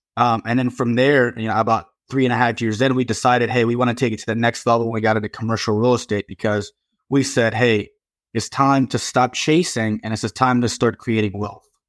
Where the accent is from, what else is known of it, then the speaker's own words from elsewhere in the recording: Virginia, United States; here in my home state in Virginia